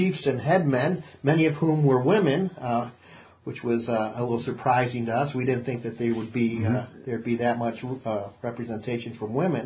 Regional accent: United States; being an American

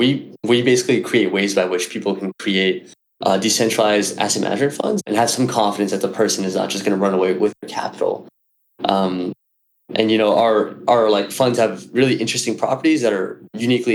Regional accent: New York City, New York, United States; I'm from New York City.

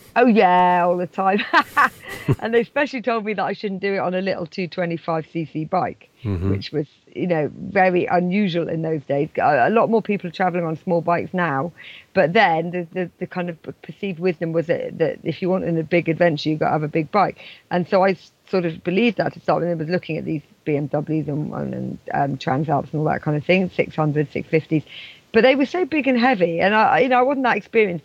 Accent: England, United Kingdom; also born or lived in Scotland; I'm English

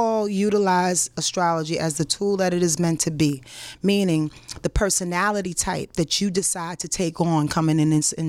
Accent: Yonkers, New York, United States; I'm from Yonkers.

